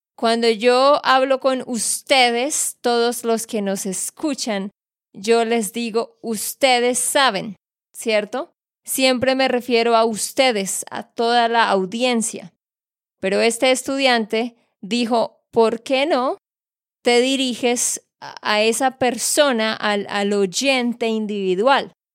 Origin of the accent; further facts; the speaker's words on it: Santander, Colombia; de Santander, Colombia